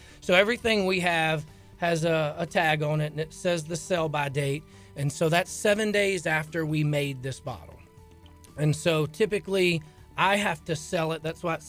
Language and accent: English; Lake Charles, Louisiana, United States; So I'm from Lake Charles. The original store is in Lake Charles.